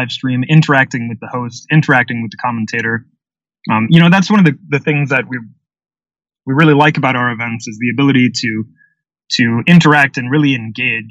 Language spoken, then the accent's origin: English; Peoria, Illinois, United States; my hometown here in Peoria, Illinois